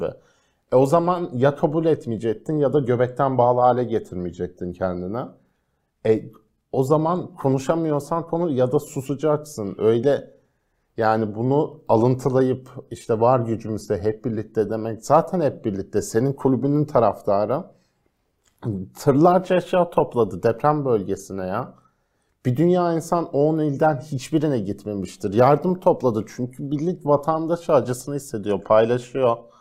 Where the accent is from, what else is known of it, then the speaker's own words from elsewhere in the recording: Rize Province, Turkey; Rize benim memleketim